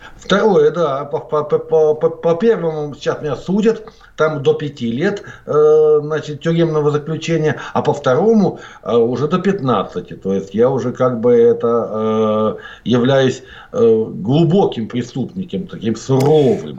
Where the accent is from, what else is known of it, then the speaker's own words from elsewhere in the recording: Norilsk, Krasnoyarsk Krai, Russia; now in Latvia; родился я в городе Норильске.